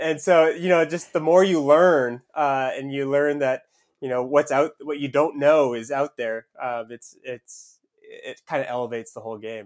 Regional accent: Southern Maine, United States; I grew up in Southern Maine, so it was about two hours north of Boston.

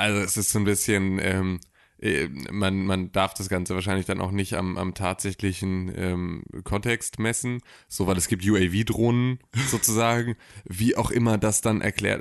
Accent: Gifhorn, Lower Saxony, Germany; In meiner Heimatstadt

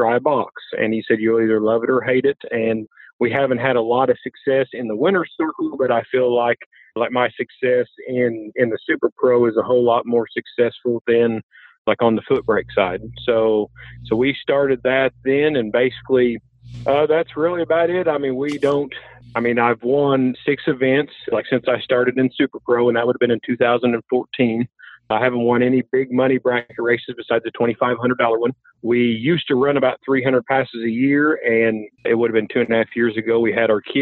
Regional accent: Marion, Illinois, United States; now in El Dorado, United States; I am originally from Marion, Illinois, but I live with my wife and my two twin boys in El Dorado, Illinois now

